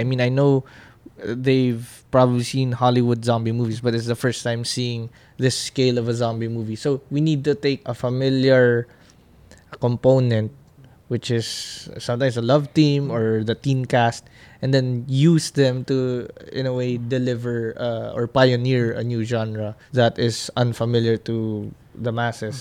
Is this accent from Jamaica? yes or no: no; Philippines; as a Filipino